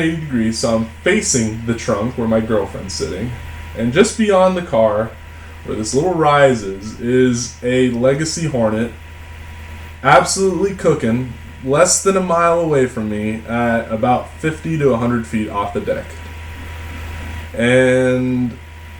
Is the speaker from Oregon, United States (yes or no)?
yes; Portland, Oregon, United States; I'm from Portland, Oregon